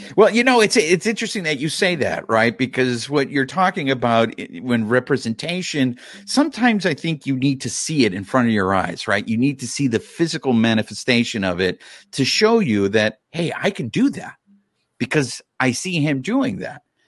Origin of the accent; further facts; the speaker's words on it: Los Angeles, California, United States; We're from Los Angeles.